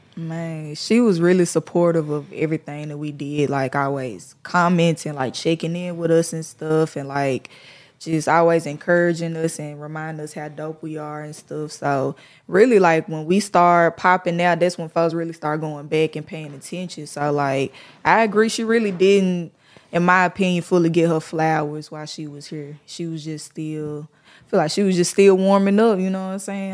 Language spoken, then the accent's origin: English; Memphis, Tennessee, United States; I'm from the East